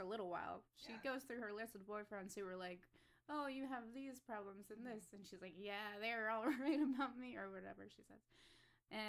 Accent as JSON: {"language": "English", "region": "Florida", "country": "United States", "said": "I'm from Florida"}